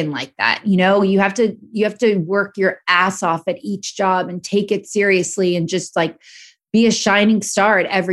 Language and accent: English; Los Angeles, California, United States; I'm born and raised in Los Angeles.